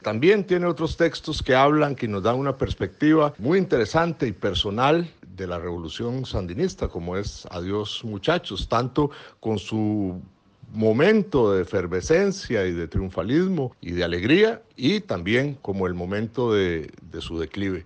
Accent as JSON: {"language": "Spanish", "country": "Costa Rica", "said": "soy escritor costarricense"}